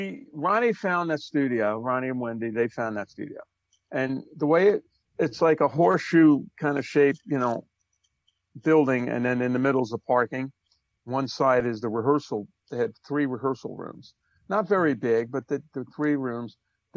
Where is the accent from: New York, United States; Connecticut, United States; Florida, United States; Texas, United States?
New York, United States; Brooklyn; I'm from Brooklyn, New York.